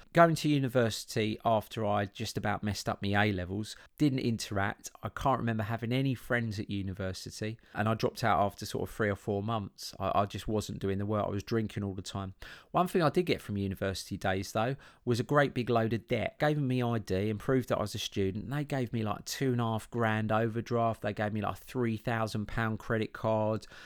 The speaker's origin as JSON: {"language": "English", "town": "Chelmsford", "region": "East of England", "country": "United Kingdom", "tie": "born or raised there", "said": "I grew up in Chelmsford in Essex"}